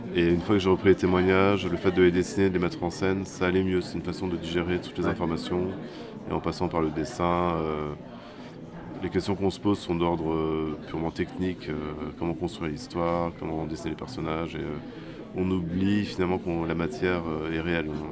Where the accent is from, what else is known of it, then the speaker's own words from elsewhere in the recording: France; c'est chez nous en France